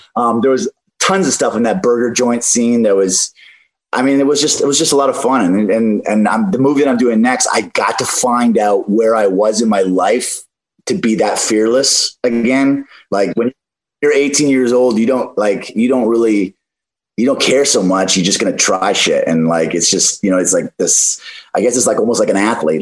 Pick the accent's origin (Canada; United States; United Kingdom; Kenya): Canada; I come from Canada, so I grew up, you know, not not that much, but I, I had the the evergreen forests and and the the great outdoors a little bit